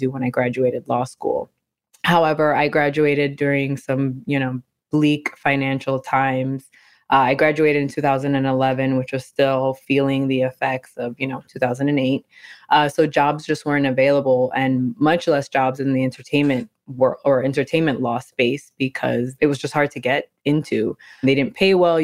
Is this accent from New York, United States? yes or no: yes; New York City, New York, United States; I'm originally from New York City, born and raised in the Bronx